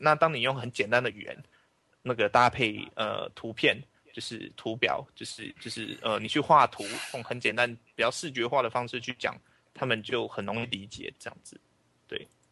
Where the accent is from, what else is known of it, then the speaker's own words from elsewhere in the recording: Taiwan; 我是来自台湾的一个伦理工程师